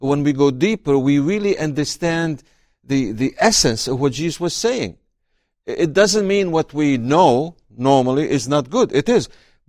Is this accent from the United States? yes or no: no; Syria; Well, I was raised in a small town on the shores of the Mediterranean. So our farm was next to the waves.